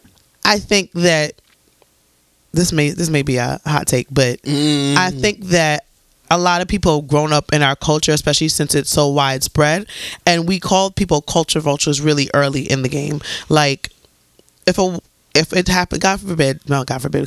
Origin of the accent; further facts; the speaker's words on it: Antigua & Barbuda; I'm from Antigua. For anybody who doesn't know, I'm fully Antiguan